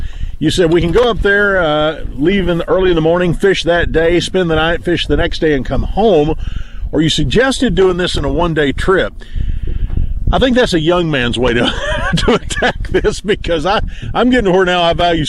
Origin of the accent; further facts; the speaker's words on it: West Virginia, United States; I came from the Kanawha Valley.